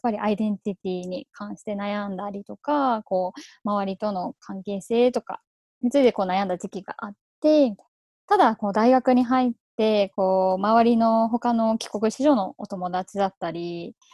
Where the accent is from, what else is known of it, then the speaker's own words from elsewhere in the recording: Thailand; moved away as an adult; now in Japan; I was born in Japan and I moved to Thailand when I was 3 years old and then I stayed in Thailand until 18.